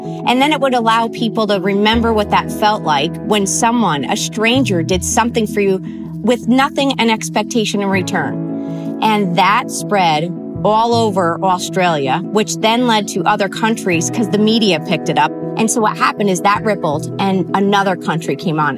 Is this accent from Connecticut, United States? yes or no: yes; Connecticut, United States; now in Arizona, United States; I grew up actually in Connecticut